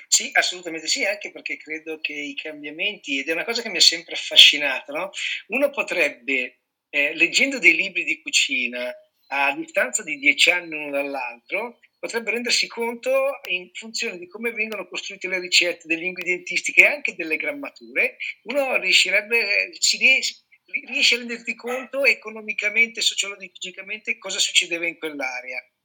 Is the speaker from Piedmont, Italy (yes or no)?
yes; Piedmont, Italy; moved away; Sono nato e cresciuto in Piemonte, poi ho girato anche per lavoro